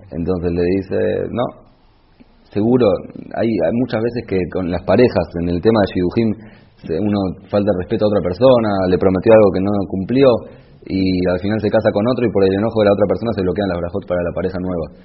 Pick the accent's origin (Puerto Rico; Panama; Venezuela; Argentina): Argentina; moved away; also born or lived in Israel; soy argentino